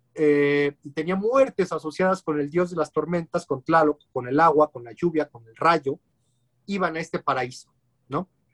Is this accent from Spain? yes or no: no; Mexico; como mexicanos